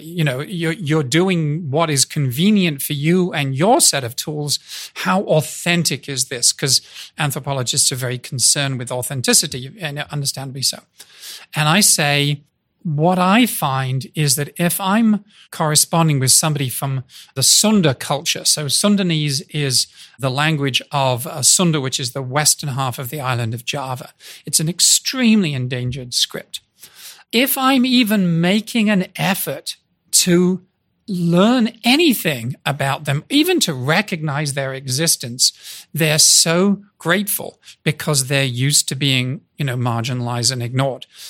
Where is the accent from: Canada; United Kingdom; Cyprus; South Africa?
United Kingdom; moved away as an adult; now in United States; I'm a Brit walking around in the US. I've been here 38 years